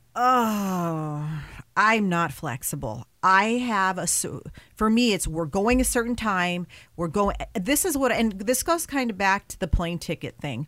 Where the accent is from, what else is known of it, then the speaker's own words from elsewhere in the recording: West Coast, United States; growing up on the West Coast